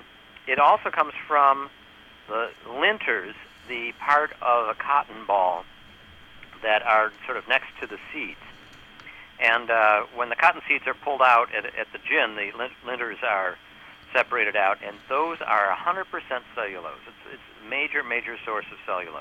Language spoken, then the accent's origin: English; New York, United States; I'm from New York